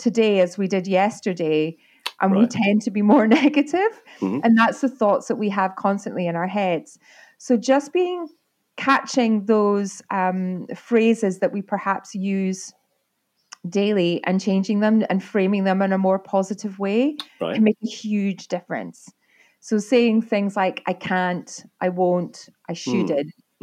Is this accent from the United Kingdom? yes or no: yes; Arbroath, Scotland, United Kingdom; also born or lived in Fraserburgh; I was born in Fraserburgh. My dad worked for Caterpillar in the marine side of things. And we moved to Arbroath because he had a boat building